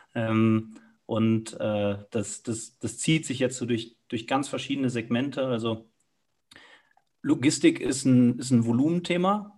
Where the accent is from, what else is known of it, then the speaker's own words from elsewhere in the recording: Cologne, North Rhine-Westphalia, Germany; moved away as an adult; now in Munich, Germany; bin selber gebürtiger Kölner